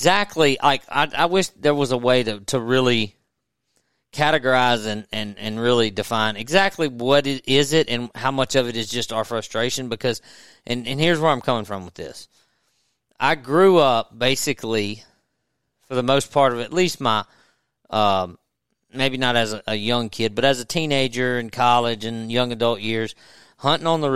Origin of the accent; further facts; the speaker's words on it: Natchez, Mississippi, United States; I grew up in Natchez on the river